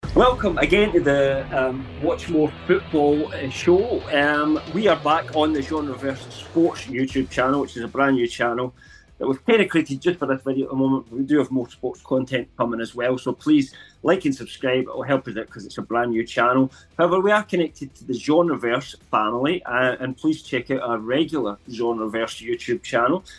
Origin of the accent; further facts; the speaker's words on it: England, United Kingdom; officially I'm English